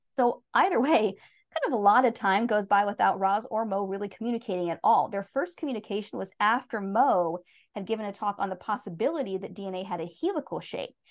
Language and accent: English; United States; being American